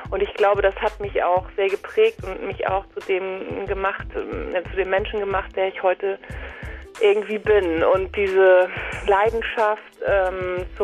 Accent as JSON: {"language": "German", "region": "Schleswig-Holstein", "country": "Germany", "tie": "born or raised there", "said": "ich bin, sag mal, geboren und groß geworden in Nordfriesland, genauso, also irgendwie so, so hinterm Deich gleich so"}